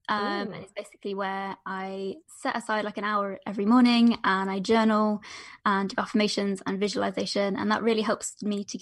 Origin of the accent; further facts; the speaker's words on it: Derbyshire, East Midlands, United Kingdom; I'm from Derbyshire in the UK, which is basically right in the center of the UK